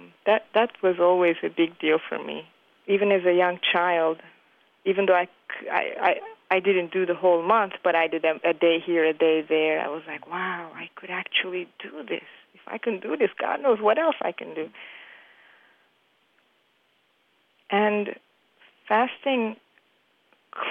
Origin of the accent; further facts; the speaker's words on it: Turkey; now in New York City, United States; I am from Turkey, and I've been living in the United States in New York City for the past 20-something years